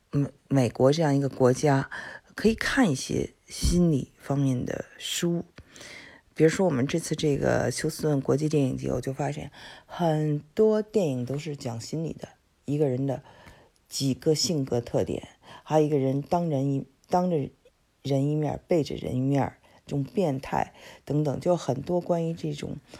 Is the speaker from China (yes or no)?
yes; China; now in United States; 很多呃华呃我们中国人，嗯。背井离乡的之后的选择